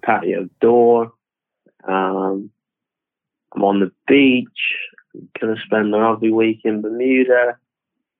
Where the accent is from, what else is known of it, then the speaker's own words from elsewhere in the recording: Camborne, South West England, United Kingdom; moved away as an adult; also born or lived in Hayle, England; I'm actually from Camborne. I grew up there, went to primary school there.